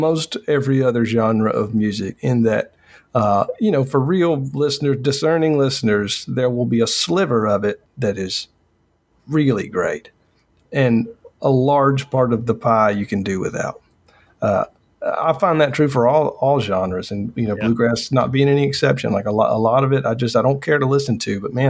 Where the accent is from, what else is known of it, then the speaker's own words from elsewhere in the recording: Newnan, Georgia, United States; moved away; I was born in Noonan, Georgia, and lived. Okay. It's about 30, 40 minutes south of Atlanta. And it was a small town when I grew up there.